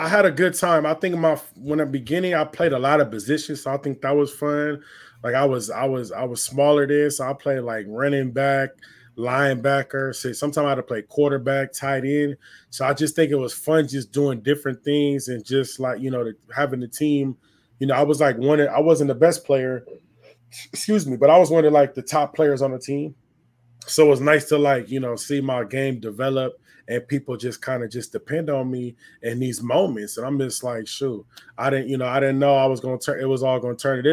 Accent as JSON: {"language": "English", "town": "Los Angeles", "region": "California", "country": "United States", "tie": "born or raised there", "said": "I'm from the San Fernando Valley, a little bit outside"}